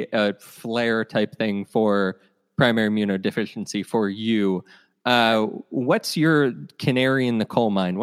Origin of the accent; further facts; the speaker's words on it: Ohio, United States; I grew up in Ohio and my mother's Irish